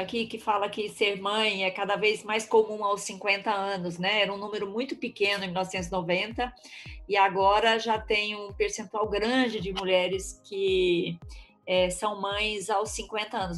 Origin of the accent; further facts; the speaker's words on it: Mato Grosso do Sul, Brazil; also born or lived in Cidade Gaúcha, Paraná; now in São Paulo, Brazil; Nós somos irmãs, nascemos na mesma cidade, cidade gaúcha no Paraná, crescemos no Mato Grosso do Sul